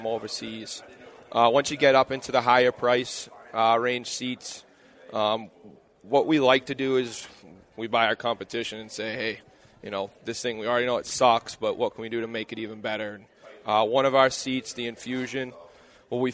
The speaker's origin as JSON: {"language": "English", "region": "East Coast", "country": "United States", "said": "I'm from the East"}